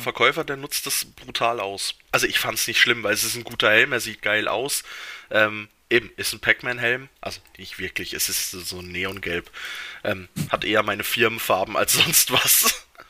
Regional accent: Switzerland

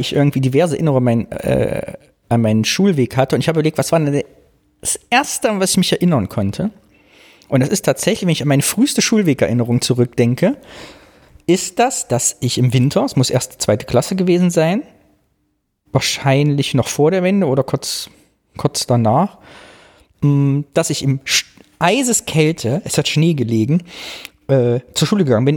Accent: the East, East Germany, Germany; meiner Kindheit, meiner Jugend im Osten

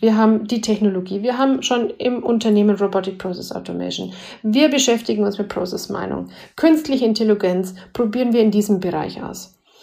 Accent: Bavaria, Germany; als äh, Bayerin

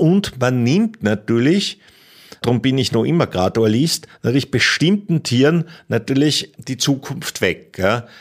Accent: Pinzgau, Salzburg, Austria; ich komme selber aus dem Pinsker

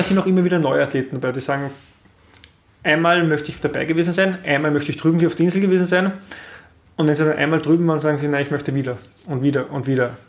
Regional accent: Linz, Upper Austria, Austria; wir haben in Österreich

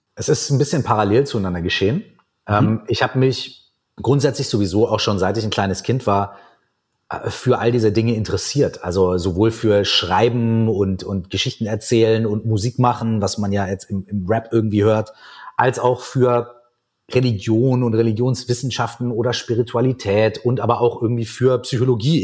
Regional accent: Minden, North Rhine-Westphalia, Germany; now in Berlin, Germany; bei uns in meiner Heimatstadt Minden in Westfalen

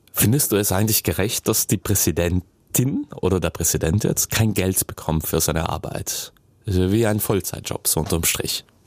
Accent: South Tyrol, Trentino-Alto Adige, Italy; wir Südtiroler

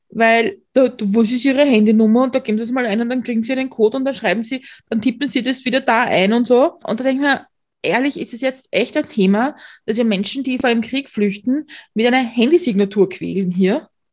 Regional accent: Austria; ich als Österreicherin

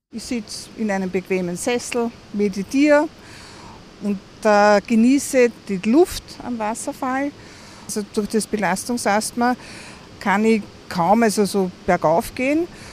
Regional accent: Vienna, Austria; Ich komme aus Wien

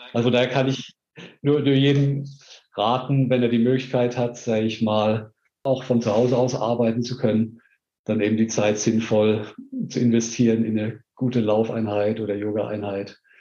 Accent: Heidelberg, Baden-Württemberg, Germany; moved away as an adult; now in Stuttgart, Germany; in meiner Jugend in Heidelberg

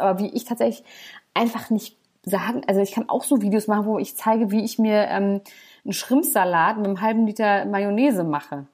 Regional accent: Germany; bei uns in Deutschland

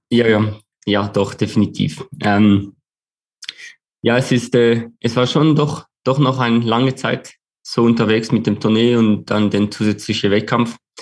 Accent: Switzerland; als Schweizer

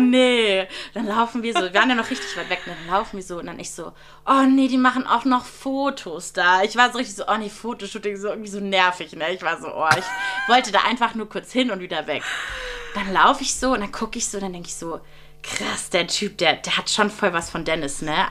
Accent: Friedrichshafen, Baden-Württemberg, Germany; moved away; ich komme ja aus Friedrichshafen am Bodensee, mhm. ganz im Süden von Deutschland

